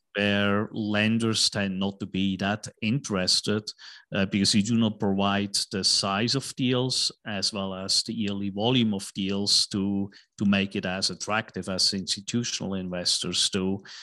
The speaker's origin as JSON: {"language": "English", "country": "Switzerland", "tie": "born or raised there", "also_born_or_lived": "New York / Tokyo / Hong Kong", "moved": "as an adult", "lives_now": "Dallas, United States", "said": "I was born in Switzerland, went to school in Switzerland"}